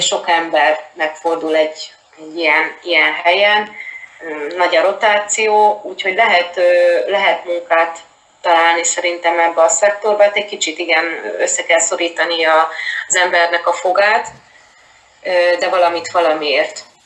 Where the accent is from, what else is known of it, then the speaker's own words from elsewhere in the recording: Hungary; moved away as an adult; also born or lived in Murcia, Spain / Seville, Spain / Málaga, Spain / Barcelona, Spain; now in Madrid, Spain; én Magyarországon egy kisvárosból származom